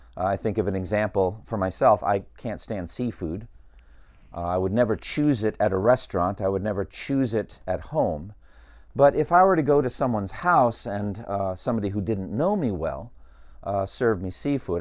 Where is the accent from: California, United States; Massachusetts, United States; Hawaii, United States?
Massachusetts, United States; Boston; I grew up in Boston